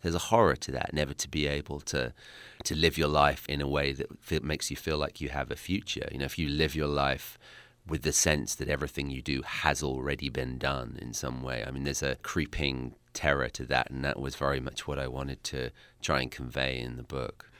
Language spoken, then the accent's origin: English; Essex, East of England, United Kingdom; accent: British; I'm from Essex, which is to London what, let's say, Jersey is to New York.